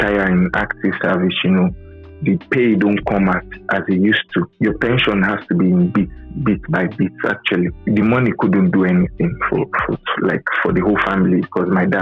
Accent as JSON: {"language": "English", "country": "Nigeria", "tie": "born or raised there", "said": "Growing up in Nigeria, especially, and Africa as a whole, the educational system isn't top-notch"}